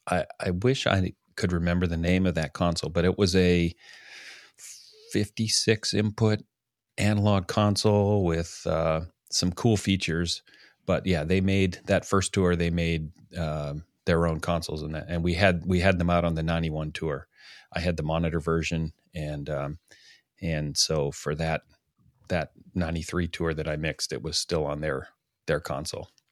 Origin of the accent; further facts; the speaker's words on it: Canada; being a Canadian